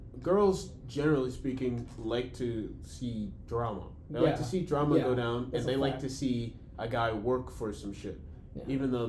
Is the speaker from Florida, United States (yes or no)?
no; Brooklyn, New York, United States; Yeah, we're from Brooklyn.